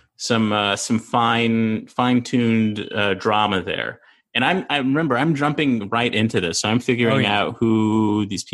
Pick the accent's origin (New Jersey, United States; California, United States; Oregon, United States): California, United States; I'm from California